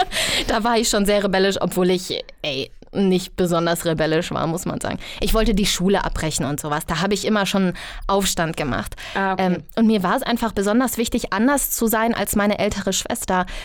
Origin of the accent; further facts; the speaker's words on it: Bergisches Land, North Rhine-Westphalia, Germany; moved away as an adult; now in Berlin, Germany; ich komme aus dem Bergischen Land und ich bin dann, ja, nach Berlin gezogen